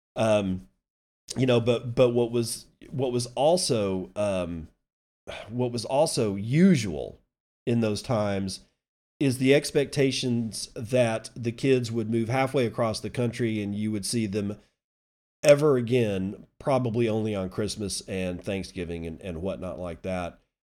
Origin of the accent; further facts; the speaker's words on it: United States; as an American